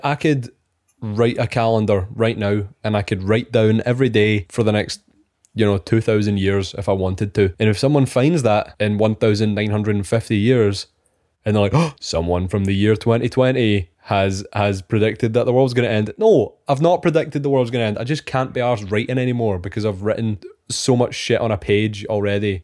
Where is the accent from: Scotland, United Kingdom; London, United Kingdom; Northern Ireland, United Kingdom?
Scotland, United Kingdom; We are two Scottish engineers that graduated during COVID